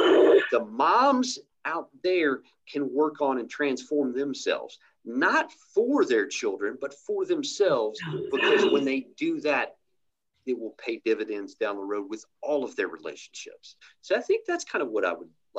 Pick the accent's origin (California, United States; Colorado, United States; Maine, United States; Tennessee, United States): Tennessee, United States; East; moved away; I grew up in East Tennessee and finally came back home when I got clean.